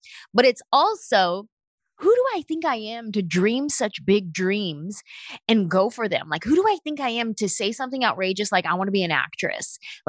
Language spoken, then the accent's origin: English; San Jose, California, United States; Like, I'm this little Mexican-American girl from San Jose, California.